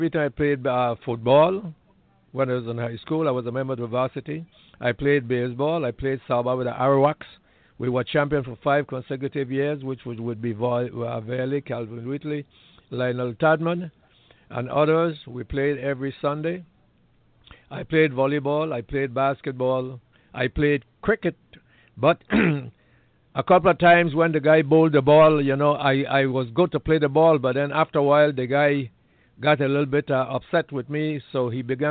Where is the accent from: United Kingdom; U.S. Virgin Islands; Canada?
U.S. Virgin Islands; I was born in St. Thomas, U.S. Virgin Islands.